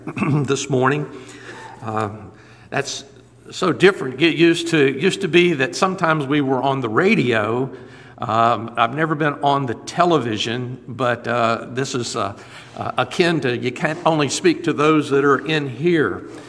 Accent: Lakeland, Florida, United States; also born or lived in Indiana / Ohio; they moved when I was just 3 years old. And so I grew up on the west side of Lakeland and attended my schooling all the way through college

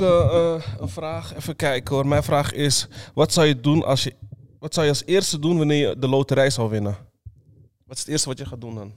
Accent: Netherlands; also born or lived in Suriname; ik ben gewoon hier geboren in Nederland

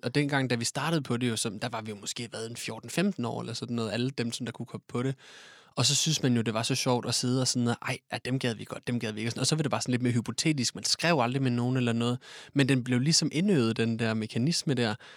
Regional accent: Odense, Southern Denmark, Denmark; moved away as an adult; now in Copenhagen, Denmark; jeg kommer oprindeligt fra Odense, men har boet i København de sidste tre år af mit liv

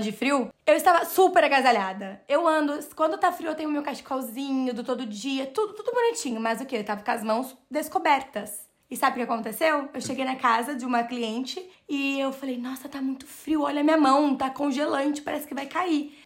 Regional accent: Brazil; moved away as an adult; now in Ireland; Nós somos brasileiros

